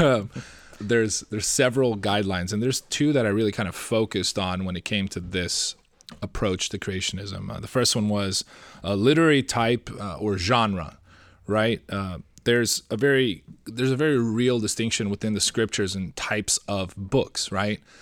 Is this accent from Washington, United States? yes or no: yes; Seattle, Washington, United States; I'm from Seattle